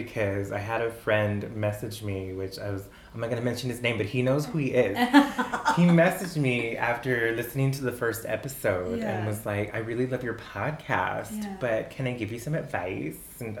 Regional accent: El Paso, Texas, United States; because I grew up in El Paso, so I learned Texas history, because that was a requirement

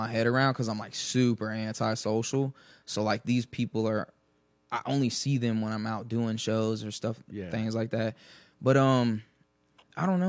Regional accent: Dayton, Ohio, United States; East Dayton, Ohio

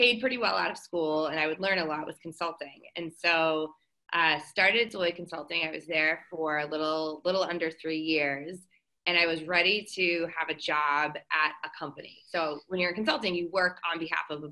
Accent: Boston, Massachusetts, United States; moved away; I'm originally from the Boston area

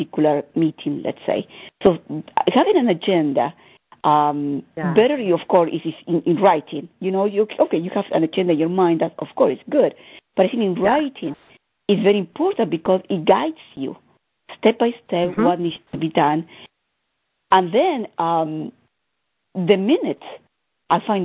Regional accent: Argentina; I'm coming from Argentina

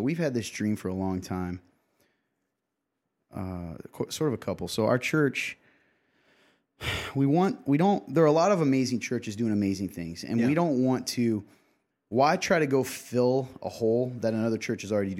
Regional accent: Nappanee, Indiana, United States; particularly in my hometown. I'm from the Napanee area.

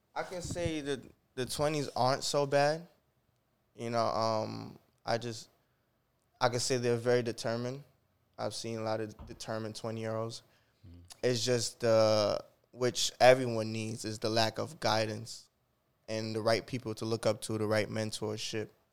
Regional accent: Jamaica; moved away; I was born in Jamaica

